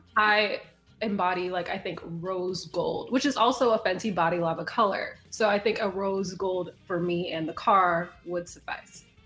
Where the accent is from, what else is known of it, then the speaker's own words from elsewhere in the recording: Chicago, Illinois, United States; also born or lived in New York City area; now in New York City, United States; I am originally from Chicago, currently living in the New York City area